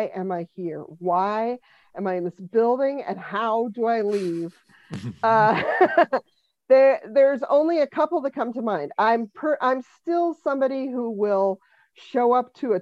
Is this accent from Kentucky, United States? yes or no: no; Denver, Colorado, United States; now in Boston, United States; I'm originally from Denver, and but I've lived in Boston a really, really long time. I moved here in 1990, but I grew up there